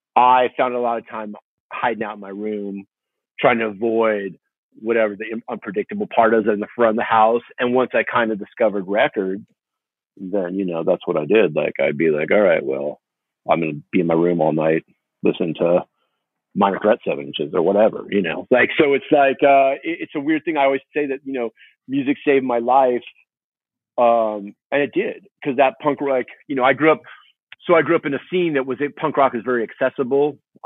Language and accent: English; Huntington Beach, California, United States; also born or lived in Fountain Valley; Yeah, born and raised in Huntington Beach and Fountain Valley, which is, as you know, is the next city over.